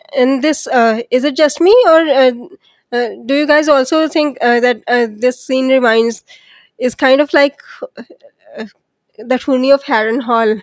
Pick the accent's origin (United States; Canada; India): India; I'm from India